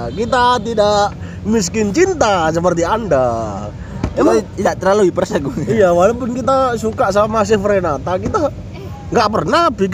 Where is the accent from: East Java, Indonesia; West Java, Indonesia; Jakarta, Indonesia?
East Java, Indonesia; Waru; saya sebagai orang Waru itu susah bu